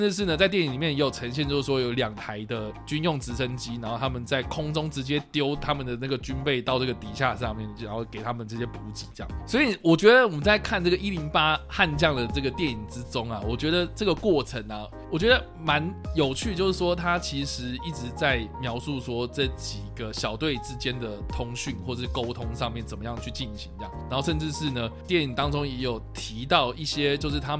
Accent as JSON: {"language": "Chinese", "country": "Taiwan", "said": "我们台湾人"}